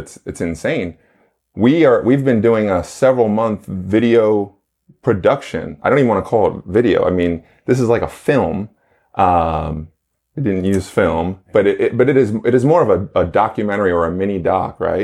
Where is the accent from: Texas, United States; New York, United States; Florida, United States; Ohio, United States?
New York, United States; born and raised in New York